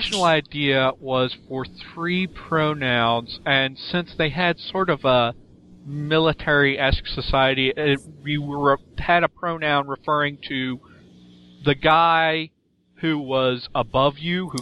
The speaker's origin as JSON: {"language": "English", "country": "United States", "accent": "American", "first_language": "English", "said": "I can just fight to bring back my American accent"}